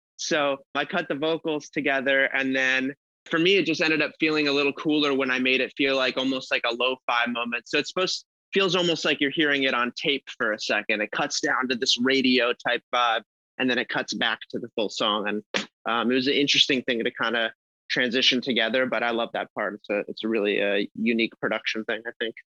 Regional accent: Los Angeles, California, United States; I am from Los Angeles, California

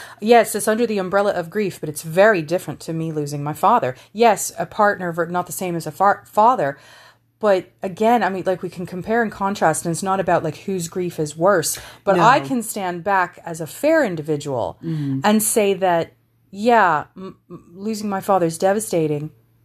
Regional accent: Texas, United States; now in Ireland; I'm not from here. I'm from Texas, but this has always been home.

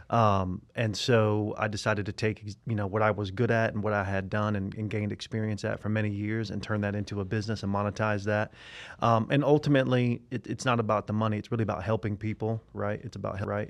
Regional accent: Tampa, Florida, United States; I am from Tampa, Florida

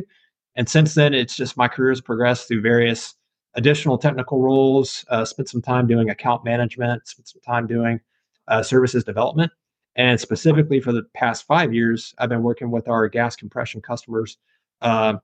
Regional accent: Nashville, Tennessee, United States; moved away; I'm from the Nashville, Tennessee area, grew up in Tennessee

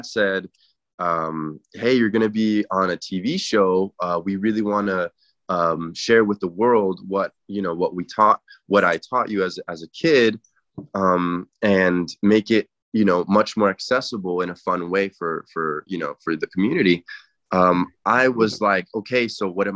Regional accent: Inglewood, California, United States; also born or lived in Santa Clarita / Encino; I grew up in Inglewood

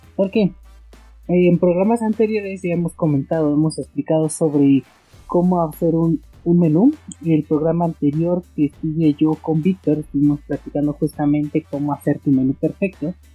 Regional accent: Mexico; en mi país, México

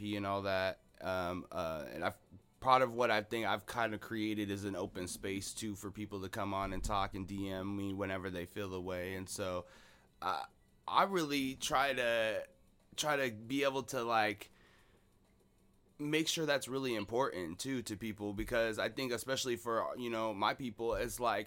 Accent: Seattle, Washington, United States; I'm from Seattle, right? Born and raised in Seattle.

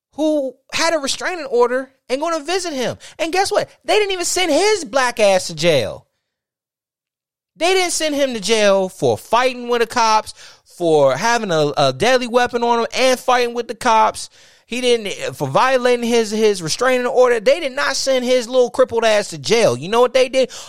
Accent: United States; I'm an American

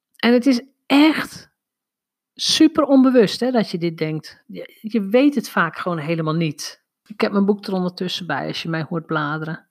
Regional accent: North Drenthe, Netherlands; Ik ben opgegroeid in Noord-Drenthe.

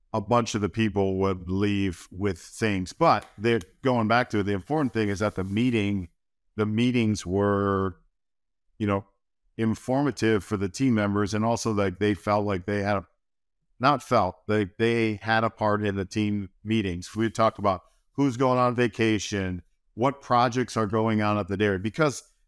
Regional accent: Wisconsin, United States; moved away as an adult; also born or lived in New York; now in Hilmar, United States; I grew up in Wisconsin

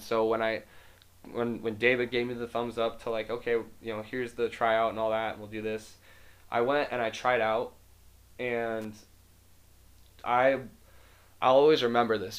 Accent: Las Vegas, Nevada, United States; moved away; I moved here from Las Vegas in 2011

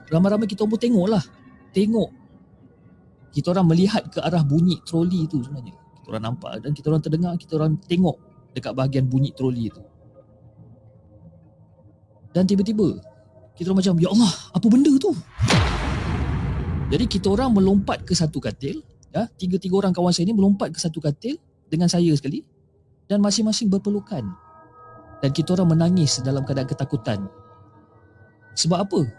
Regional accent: Johor Bahru, Johor, Malaysia; dan saya berasal daripada Johor Bahru.

